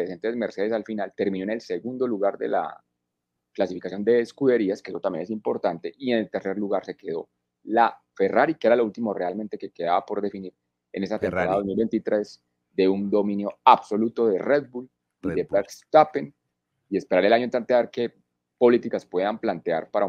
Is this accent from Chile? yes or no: no; Colombia; born there; yo, nací en Colombia por cosas de la vida.